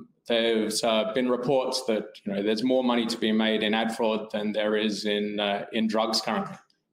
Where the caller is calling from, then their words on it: Perth, Western Australia, Australia; From Perth, Australia this morning.